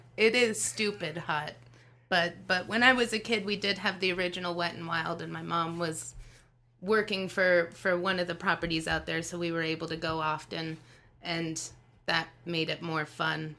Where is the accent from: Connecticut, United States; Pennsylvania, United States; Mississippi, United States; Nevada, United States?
Nevada, United States; Las Vegas; I was born and raised in Las Vegas